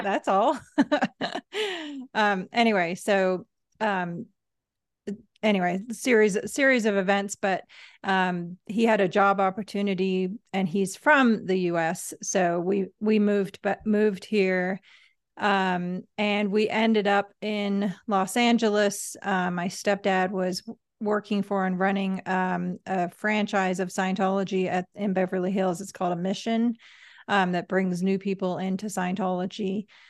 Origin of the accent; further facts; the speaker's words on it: Manchester, North West England, United Kingdom; I was born in England, uh, Manchester